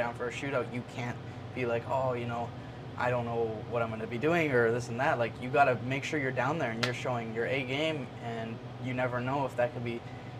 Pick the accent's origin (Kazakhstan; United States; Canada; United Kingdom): Canada; as a Canadian because we don't have the racing up there